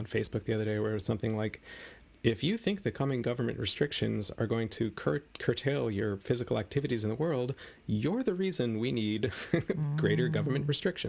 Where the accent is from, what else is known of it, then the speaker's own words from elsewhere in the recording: United States; I'm an American